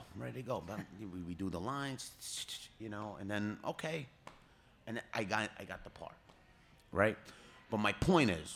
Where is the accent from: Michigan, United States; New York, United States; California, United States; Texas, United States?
New York, United States; New York City; I was born and raised on Arthur Avenue in the Bronx.